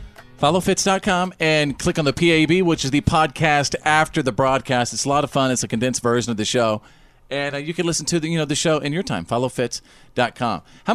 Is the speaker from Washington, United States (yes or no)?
no; Bowie, Texas, United States; I grew up in Bowie, Texas.